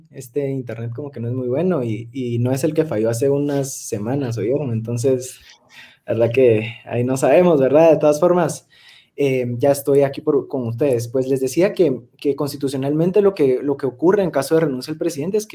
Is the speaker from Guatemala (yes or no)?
yes; Guatemala; como guatemaltecos, como ciudadanos